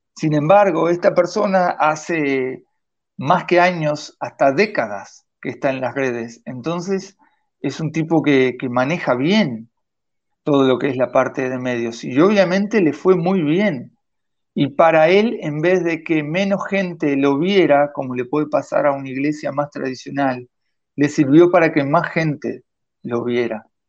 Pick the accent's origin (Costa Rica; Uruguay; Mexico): Uruguay; Vichadero, Rivera; now in Montevideo, Uruguay; mi pueblo en Bichadero